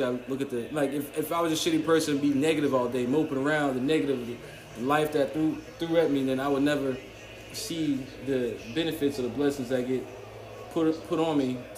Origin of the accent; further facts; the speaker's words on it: New York, United States; also born or lived in Miami, Florida; now in South Florida, United States; I'm from New York originally, but learning so much from my adulthood in South Florida